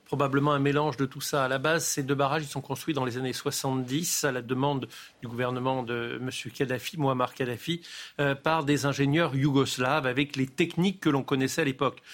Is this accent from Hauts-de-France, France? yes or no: no; Nice, Provence-Alpes-Côte d'Azur, France; moi je suis du sud de la France, donc les phénomènes méditerranéens, je les connais bien, je suis niçois.